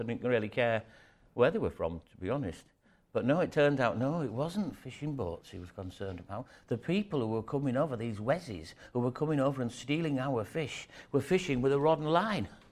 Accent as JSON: {"language": "English", "town": "York", "region": "Yorkshire and the Humber", "country": "United Kingdom", "tie": "born or raised there", "moved": "as an adult", "lives_now": "Scarborough, United Kingdom", "said": "I'm over in Scarborough, and I was brought up in, in, um, York"}